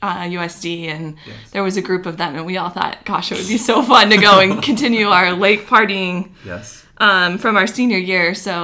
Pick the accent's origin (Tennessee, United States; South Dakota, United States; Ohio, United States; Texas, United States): South Dakota, United States; Chattern; Maybe still in Chattern.